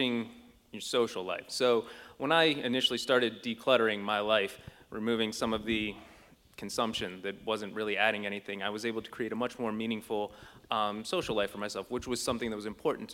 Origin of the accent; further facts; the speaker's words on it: Youngstown, Ohio, United States; now in Columbus, United States; I'm from Youngstown originally.